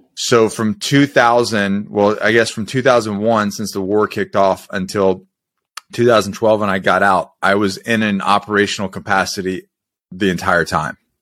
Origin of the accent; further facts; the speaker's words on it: Florida, United States; I grew up in Florida